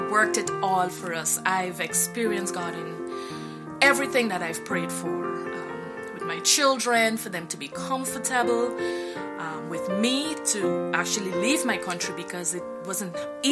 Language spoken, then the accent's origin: English; Guyana; moved away; I am from Guyana, South America. I was raised in the church for many years.